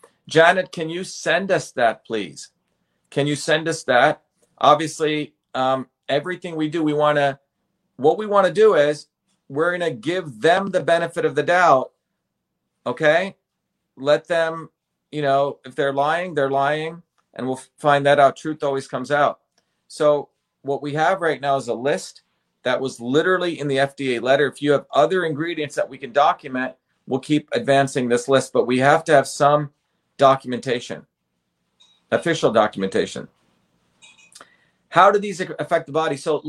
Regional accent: India; moved away; I think when I came from India to here, I think I had to take probably like tetanus or something many, many years ago, 1970.

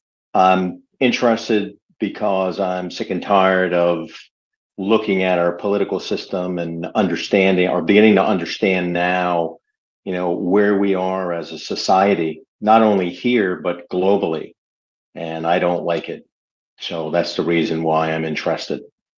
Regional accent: Maryland, United States; I'm from Maryland.

